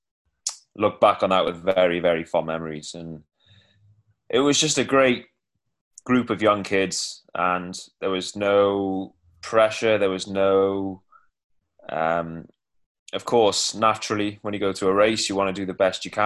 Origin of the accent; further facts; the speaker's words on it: Cardiff, Wales, United Kingdom; I'm from Cardiff